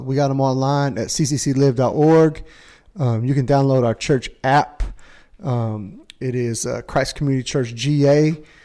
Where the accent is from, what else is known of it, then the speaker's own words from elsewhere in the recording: Indiana, United States; I'm from Indiana.